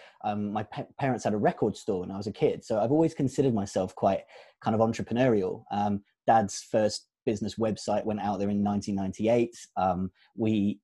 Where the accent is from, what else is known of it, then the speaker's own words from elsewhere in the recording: Kent, South East England, United Kingdom; also born or lived in Southeast London; now in Bournemouth, United Kingdom; I was born in Southeast London. My parents from East African Asian heritage, you can probably tell. My roots mean a lot to me in that sense. When I kind of reflect now, I realize that my roots of having been brought up in a Roman Catholic primary school in leafy Kent